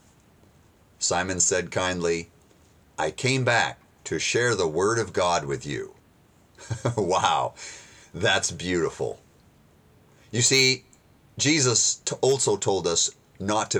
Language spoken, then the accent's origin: English; United States; being an American